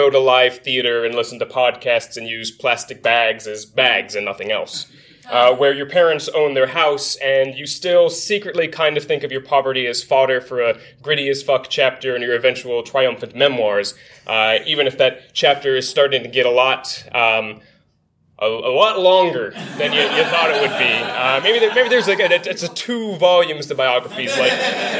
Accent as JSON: {"language": "English", "region": "Virginia", "country": "United States", "tie": "born or raised there", "said": "my own home state, Virginia"}